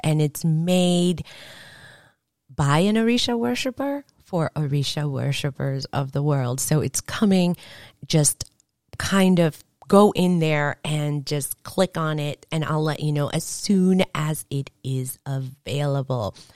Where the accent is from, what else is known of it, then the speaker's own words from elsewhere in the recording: Venezuela; moved away; I was born in Venezuela